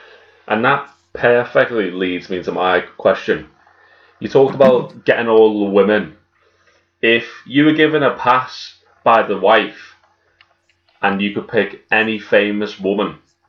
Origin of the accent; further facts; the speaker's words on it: Birkenhead, North West England, United Kingdom; We're from Birkenhead, which is right near Liverpool.